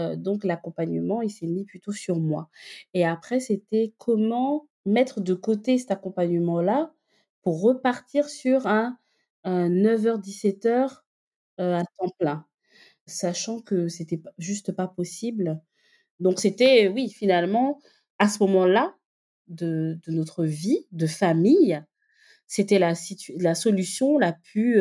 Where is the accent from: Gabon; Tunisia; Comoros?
Gabon; Libreville, Estuaire; also born or lived in northern France; now in France; je suis donc née au Gabon, j'ai grandi euh, à Libreville, euh, je suis arrivée par la suite en France